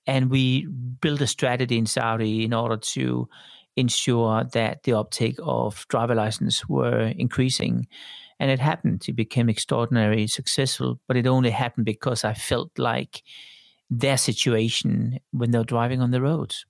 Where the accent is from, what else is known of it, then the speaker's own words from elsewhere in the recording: Denmark; also born or lived in Sydney, Australia / Tokyo, Japan / Paris, France / London, United Kingdom; now in Switzerland; I grew up in Denmark